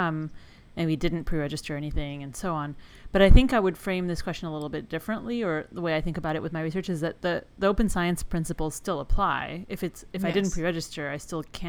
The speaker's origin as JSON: {"language": "English", "town": "Palo Alto", "region": "California", "country": "United States", "tie": "born or raised there", "moved": "yes", "said": "I grew up in Palo Alto"}